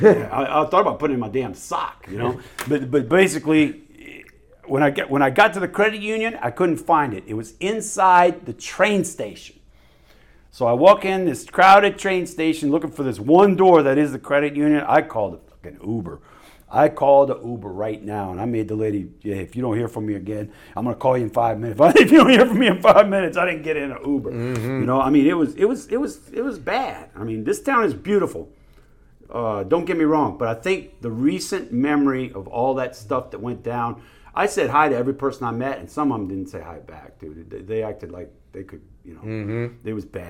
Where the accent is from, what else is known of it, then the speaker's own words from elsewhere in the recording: New Orleans, Louisiana, United States; And I'm from New Orleans. I mean, New Orleans, you don't just start walking in any one direction for a mile, man.